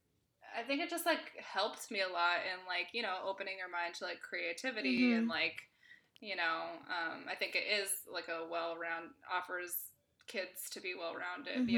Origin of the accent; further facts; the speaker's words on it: Berkeley, California, United States; I grew up in Berkeley, California